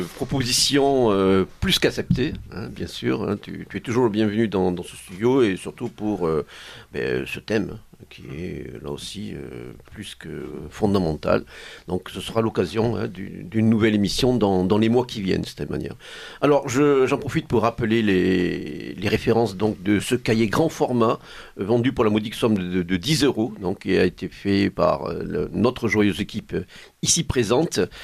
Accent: Provence-Alpes-Côte d'Azur, France; accent: accent chantant (Provençal singing accent); la Provence charnelle que nous aimons, qui m'est cher en particulier, mon accent chantant euh, pouvant me marquer à ce niveau-là

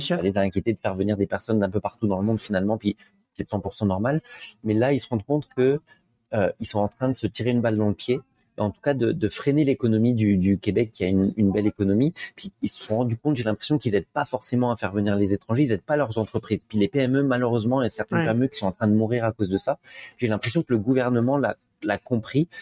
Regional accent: France; moved away as an adult; now in Montreal, Canada; je suis français, comme ça s'entend

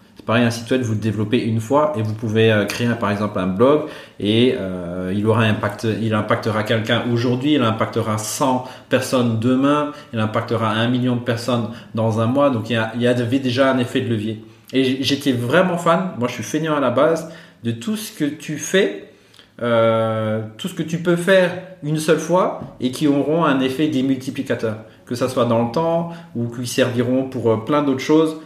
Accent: Madagascar; born or raised there; moved away as an adult; also born or lived in Antsirabe, Madagascar; now in Brussels, Belgium

